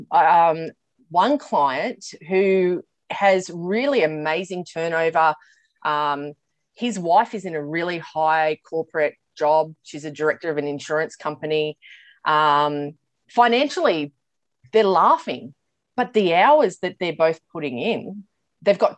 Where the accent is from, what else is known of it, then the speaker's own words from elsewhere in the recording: Sydney, New South Wales, Australia; also born or lived in New Zealand; I am in Sydney, mm. born and bred in Sydney. I did do a year living in New Zealand